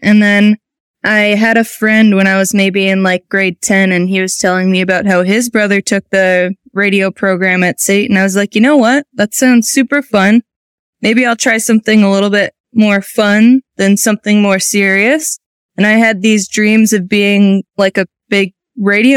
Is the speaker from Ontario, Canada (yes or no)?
no; Athabasca, Alberta, Canada; now in Calgary, Canada; I grew up in the town of Athabasca, which is really northern Alberta, and I've moved to Calgary when I was about 12, and I've lived here ever since